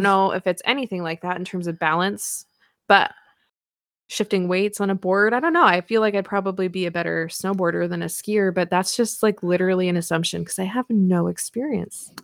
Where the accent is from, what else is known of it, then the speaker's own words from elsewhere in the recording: Pacific Northwest, United States; I'm from the Pacific Northwest.